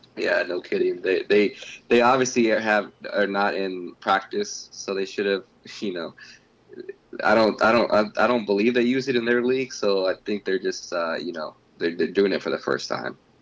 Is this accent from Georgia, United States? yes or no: yes; Atlanta, Georgia, United States; I'm from Atlanta.